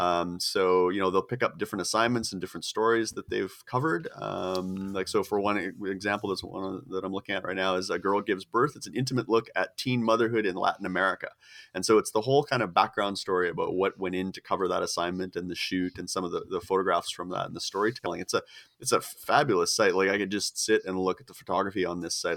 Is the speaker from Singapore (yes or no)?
no; Canada; I'm a, I'm a s, a poor starving Canadian